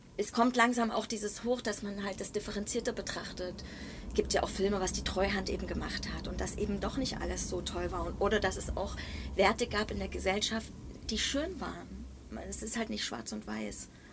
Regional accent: East Germany, Germany; Ich komme aus dem Osten

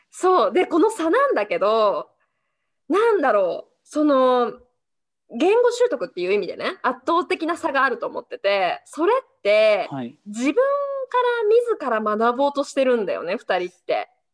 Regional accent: Japan; also born or lived in Canada; 日本人で生まれて

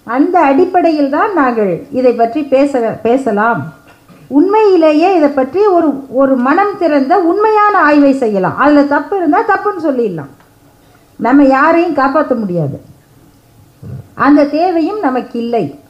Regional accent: Salem, Tamil Nadu, India; நான் பிறந்து வளர்ந்த சேலம் பகுதியில்

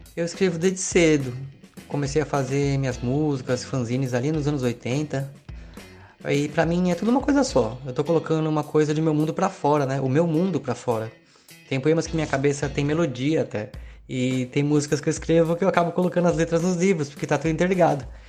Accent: Cananéia, São Paulo, Brazil; sou de Cananéia, São Paulo

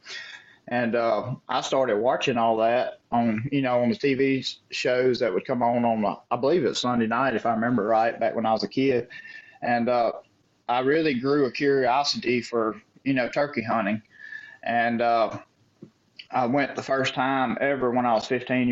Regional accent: Central Mississippi, United States; where I grew up in Central Mississippi

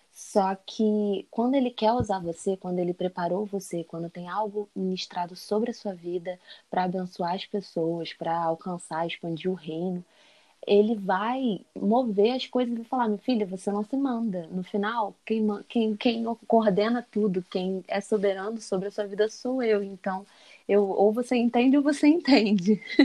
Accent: Campo Grande, Brazil; eu cresci na igreja também, na Assembleia de Deus de Campo Grande

